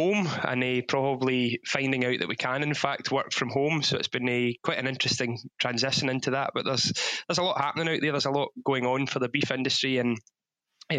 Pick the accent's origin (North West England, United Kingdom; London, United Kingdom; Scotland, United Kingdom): Scotland, United Kingdom; Ayrshire; born or raised there